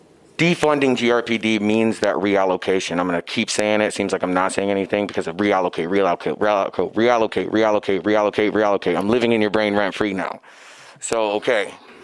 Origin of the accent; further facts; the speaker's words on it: Grand Rapids, Michigan, United States; I'm from Grand Rapids.